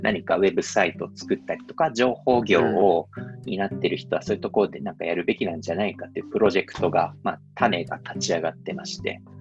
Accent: Tokyo, Japan; also born or lived in Saitama / Ogawa, Saitama; 僕はその東京練馬で生まれ育って

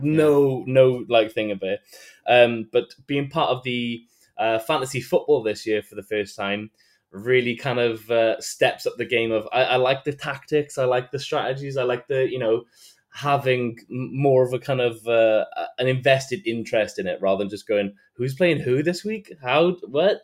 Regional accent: Wales, United Kingdom; I am from Wales.

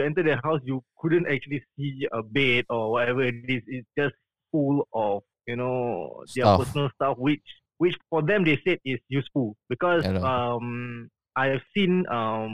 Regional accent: Singapore; I'm from Singapore

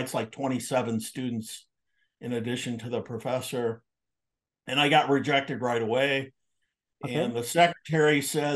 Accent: Omaha, Nebraska, United States; moved away; I grew up in Omaha

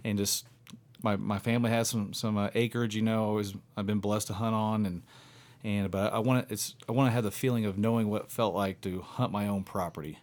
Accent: near Evansville, Southwest Indiana, United States; I'm from Southwest Indiana, just outside of Evansville, Indiana. And I came from, um, a, a small town, and grew up hunting.

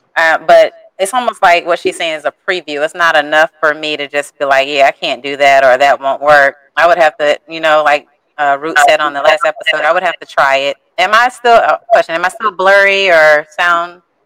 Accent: St. Petersburg, Florida, United States; I'm from St. Pete, Florida.

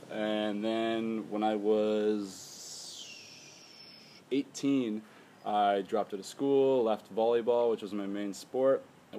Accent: Spruce Grove, Alberta, Canada; moved away as an adult; also born or lived in Vancouver Island; I am originally from Spruce Grove, Alberta, Canada. But I like to say I am from Vancouver Island because that's where It's where my soul's from. It's where my mind lives.

